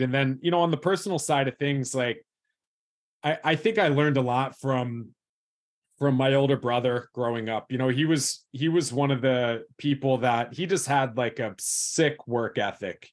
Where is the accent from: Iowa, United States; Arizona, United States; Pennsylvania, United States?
Pennsylvania, United States; West Chester; I grew up in Westchester, Pennsylvania, which is about an hour straight west of Philadelphia